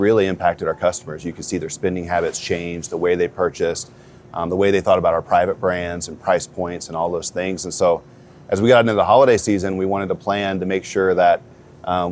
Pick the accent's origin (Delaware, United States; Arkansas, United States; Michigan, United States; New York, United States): Arkansas, United States; Prairie Grove; I grew up in Prairie Grove, Arkansas, which is about 45 minutes south of here